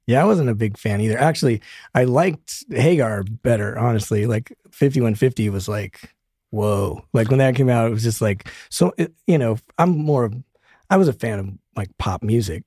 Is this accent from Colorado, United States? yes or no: yes; Denver, Colorado, United States; now in Los Angeles, United States; I'm from Denver, so there was this little cow town out in the middle of nowhere.